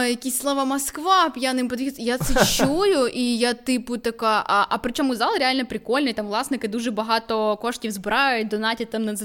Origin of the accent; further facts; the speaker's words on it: Vinnytsia, Vinnytsia Oblast, Ukraine; Я теж з Вінниці. Вінниця місто суржика, насправді.